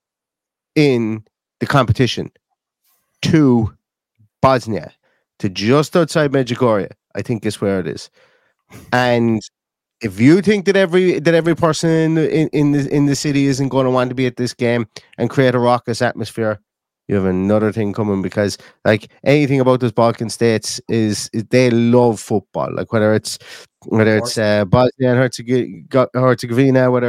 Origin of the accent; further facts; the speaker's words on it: Limerick, Munster, Ireland; now in Galway, Ireland; I'm from Limerick. I'm living in Galway. I'm from Limerick here in Ireland